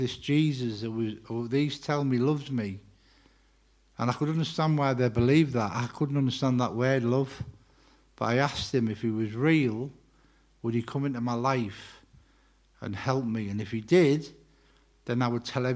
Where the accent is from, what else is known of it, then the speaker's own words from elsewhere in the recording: Middlesbrough, North East England, United Kingdom; also born or lived in Wakefield; now in Dalton, United Kingdom; I am from Middlesbrough. I'm a Borough lad